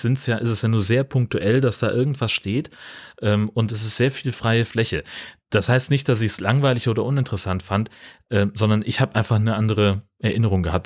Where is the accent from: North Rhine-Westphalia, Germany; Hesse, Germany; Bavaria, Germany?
Hesse, Germany; ich bin ja in Hessen aufgewachsen.